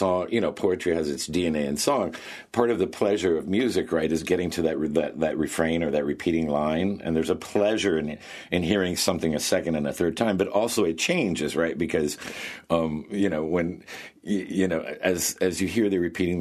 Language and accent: English; Bethel, United States; I'm back in Bethel in my hometown